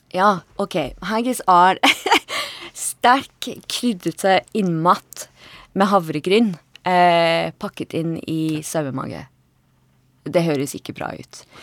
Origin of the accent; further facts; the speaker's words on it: Edinburgh, Scotland, United Kingdom; Norwegian is a second language; moved away as an adult; also born or lived in Bøler, Oslo, Norway; now in Oslo, Norway; Jeg kommer fra Edinburgh i Skottland.